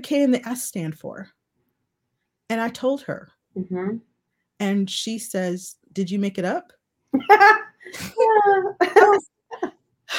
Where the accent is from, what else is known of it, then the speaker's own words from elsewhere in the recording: United States; moved away; also born or lived in South Africa; growing up in the United States